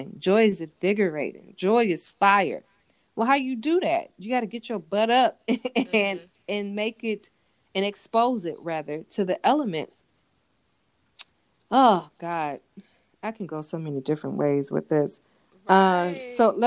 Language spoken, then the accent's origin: English; California, United States; moved away; where I grew up in California